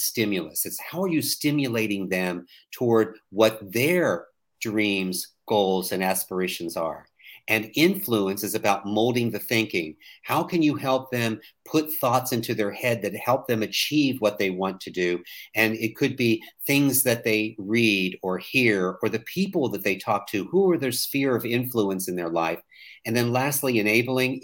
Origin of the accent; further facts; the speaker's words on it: West Virginia, United States; now in Daniel Island, South Carolina, United States; I was born and raised in a very small town in West Virginia